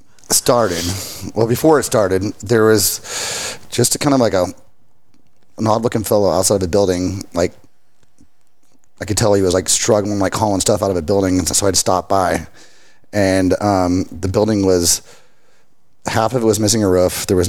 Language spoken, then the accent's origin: English; Richland Hills, Texas, United States; now in Fort Worth, United States; Fort Worth, Dallas, this whole mid-city area. I grew up in Richland Hills